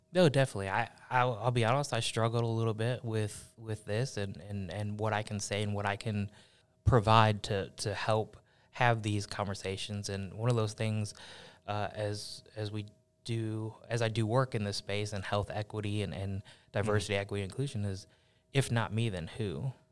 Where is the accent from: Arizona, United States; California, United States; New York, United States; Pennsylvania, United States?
New York, United States; Buffalo; also born or lived in Cincinnati, Ohio; I was born in Cincinnati, raised in, in Buffalo, New York